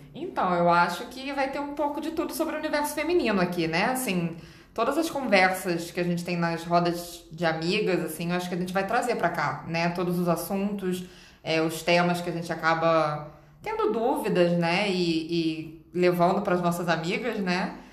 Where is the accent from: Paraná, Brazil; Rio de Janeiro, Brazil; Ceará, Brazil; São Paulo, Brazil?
Rio de Janeiro, Brazil; Eu sou carioca